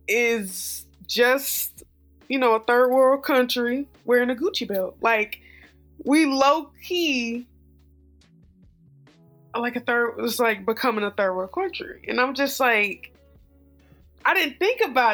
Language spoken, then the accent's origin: English; United States; being an American, living in the States